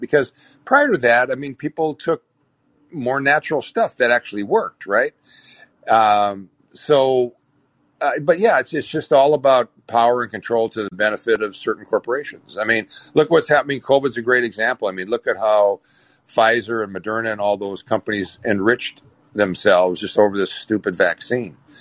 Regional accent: Minnesota, United States; moved away; my hometown, I came from a hometown, a population of 6,500 people, right? In a small town in Minnesota

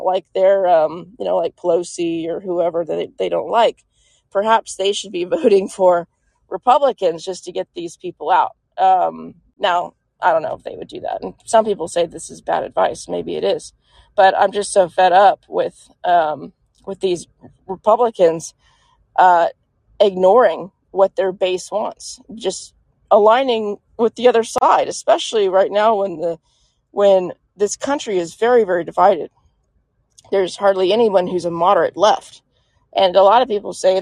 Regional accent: Texas, United States; I'm from Texas

